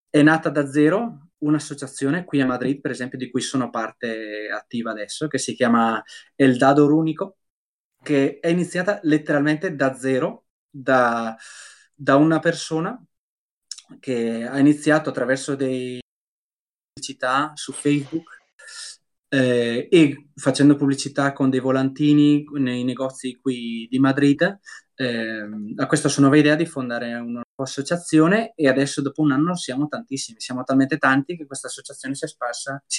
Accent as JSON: {"language": "Italian", "town": "Brescia", "region": "Lombardy", "country": "Italy", "said": "se per esempio io sono di Brescia, ok?"}